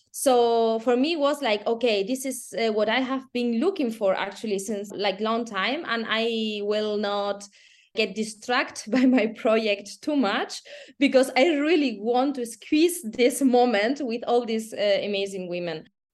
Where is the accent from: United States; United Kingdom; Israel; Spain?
Spain; moved away as an adult; also born or lived in Germany; now in Austria; I'm from Spain, living, eh, almost ten years abroad, nine in, in Germany and one year in, in Austria